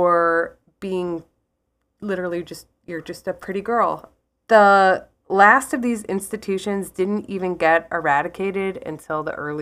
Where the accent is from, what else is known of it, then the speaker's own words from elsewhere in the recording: Ireland; So I am Irish. I'm an Irish artist and writer, and I have this built-in bias of intrigue around the kind of work by women in Ireland.